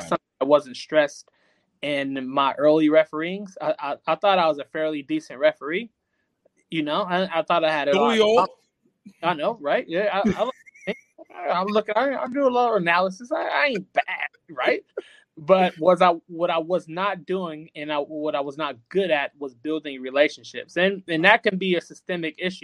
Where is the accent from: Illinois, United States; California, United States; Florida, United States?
California, United States; Long Beach; I'm born and bred in Long Beach